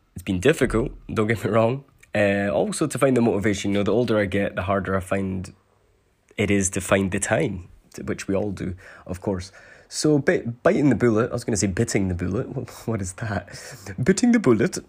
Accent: Scotland, United Kingdom; I was born in Scotland

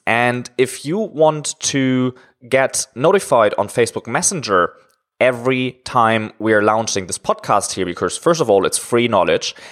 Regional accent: Germany; moved away as an adult; now in China; I'm originally from Germany, but I'm living in China now for around five years

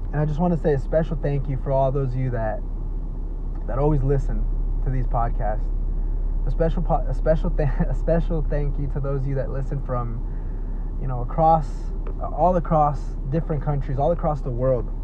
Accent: Dallas, Texas, United States; been spending a lot of time here in my hometown, Oak Cliff, Texas. That's right, Oak Cliff, Texas that's my hood.

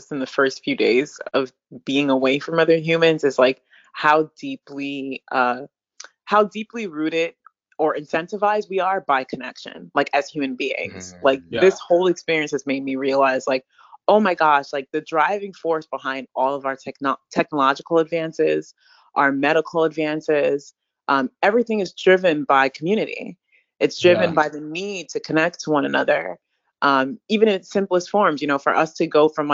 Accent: Jamaica; I'm Jamaican

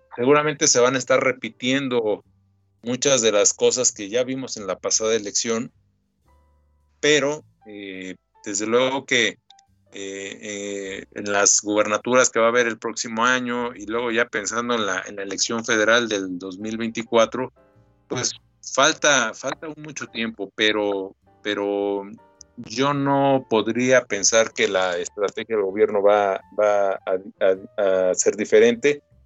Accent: Mexico; yo soy un ciudadano mexicano

